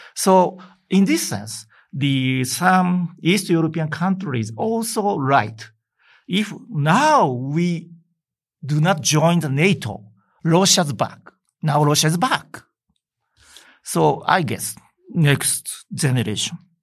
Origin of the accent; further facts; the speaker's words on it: Hokkaido, Japan; I came from Hokkaido, the local areas